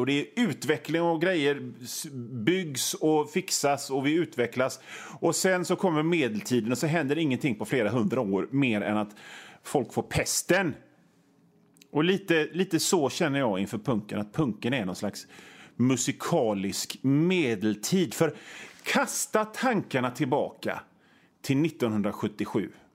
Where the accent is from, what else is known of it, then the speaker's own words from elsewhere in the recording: Gothenburg, Västra Götaland, Sweden; jag är från Göteborg